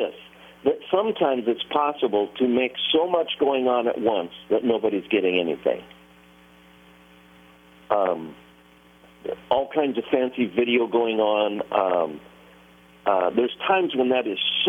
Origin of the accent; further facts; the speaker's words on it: Nashville, Tennessee, United States; I'm from Nashville